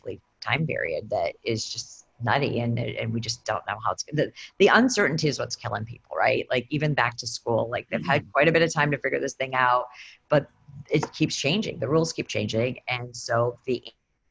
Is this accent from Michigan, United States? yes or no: yes; Michigan, United States; also born or lived in Boston; now in Portland, United States; I'm from Michigan